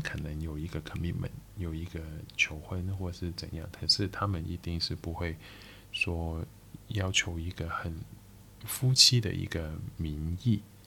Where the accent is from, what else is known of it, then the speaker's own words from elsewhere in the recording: Macau; Chinese is a second language; 我是一个澳门人